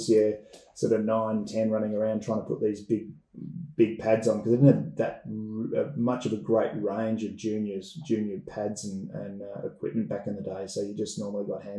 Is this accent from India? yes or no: no; Gold Coast, Queensland, Australia; first game of junior club cricket was at Palm Beach. So I was a Palm Beach junior for nearly 10 years in total